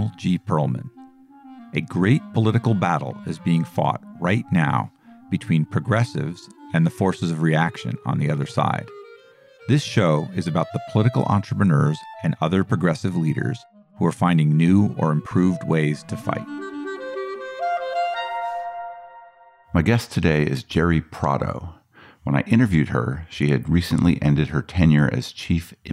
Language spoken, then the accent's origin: English; Boulder, Colorado, United States; I grew up on the hill in Boulder